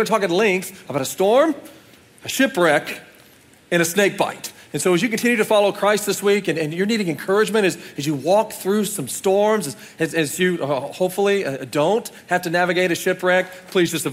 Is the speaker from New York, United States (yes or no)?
no; Oklahoma, United States; we're from Oklahoma